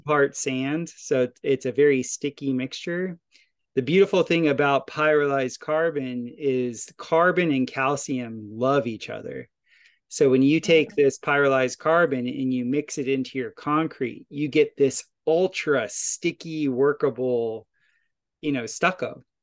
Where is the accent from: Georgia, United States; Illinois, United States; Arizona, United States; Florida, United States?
Florida, United States; now in Ozarks, United States; where I grew up in Florida